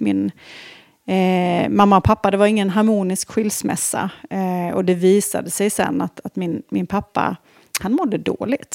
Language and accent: Swedish; border between Småland and Halland, Småland/Halland, Sweden; now in Stockholm, Sweden; jag är född och uppvuxen på en, en liten stenig bondgård mm. där på gränsen mellan Småland och Halland